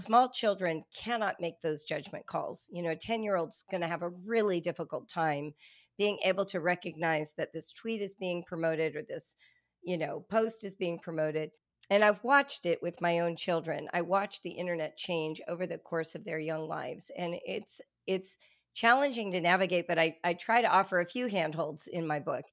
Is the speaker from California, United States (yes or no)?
yes; Southern California, United States; I'm a white woman, and I grew up in Southern California